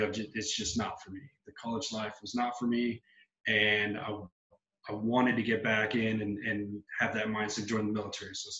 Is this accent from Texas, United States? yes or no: yes; San Benito, Texas, United States; I'm born and raised in South Texas, a little town called San Benito down in the Rio Grande Valley